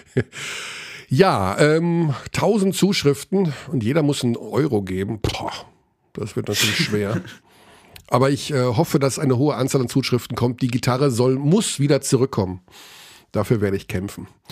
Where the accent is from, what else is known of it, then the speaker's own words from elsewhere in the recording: Germany; ich bin natürlich gerne Deutscher, also ich bin ja meine Heimat, ich bin Deutsch